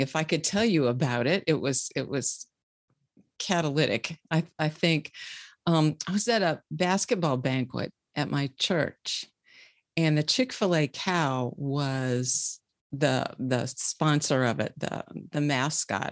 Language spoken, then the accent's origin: English; Bluffton, Indiana, United States; I am from, uh, a small city in Indiana called Bluffton